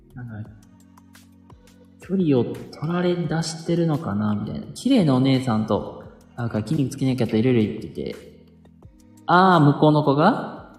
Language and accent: Japanese; Kansai, Japan; 僕も関西人なんですよ